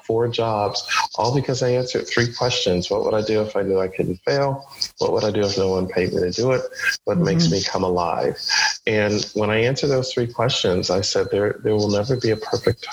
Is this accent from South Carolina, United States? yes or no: no; Buffalo, New York, United States; growing up in Buffalo, New York